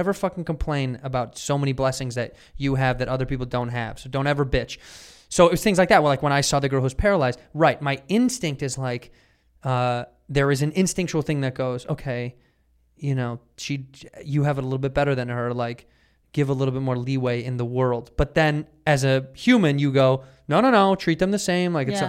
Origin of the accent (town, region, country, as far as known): Chicago, Illinois, United States